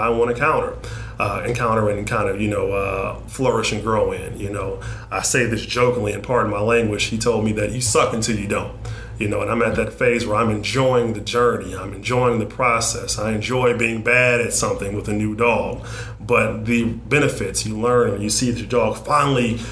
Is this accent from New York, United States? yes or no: no; Detroit, Michigan, United States; I grew up in Northwest Detroit